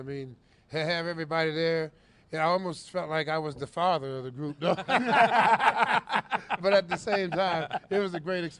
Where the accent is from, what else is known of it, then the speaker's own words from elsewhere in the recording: Midwest, United States; I'm from the Midwest.